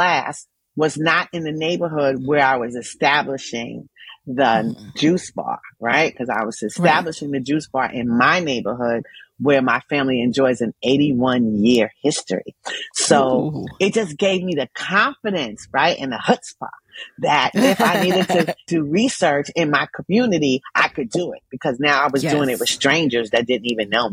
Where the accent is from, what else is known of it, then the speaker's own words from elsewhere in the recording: New York City, New York, United States; I'm from Jamaica, Queens, New York